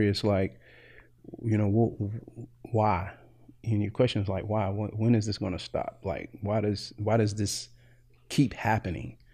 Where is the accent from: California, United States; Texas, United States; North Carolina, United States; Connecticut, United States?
North Carolina, United States; Greensboro; moved away as an adult; now in Evansville, United States; originally from Greensboro, North Carolina, and uh, prior to coming to Evansville in 2012, uh, I basically had been in North Carolina all my life